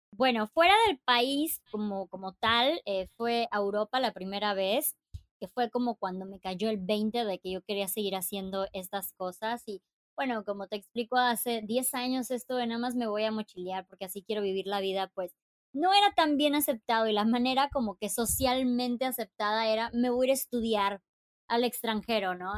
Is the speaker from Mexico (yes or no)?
yes; Chiapas, Mexico; moved away as an adult; also born or lived in Playa del Carmen / Monterrey / Puerto Escondido; soy de Chiapas.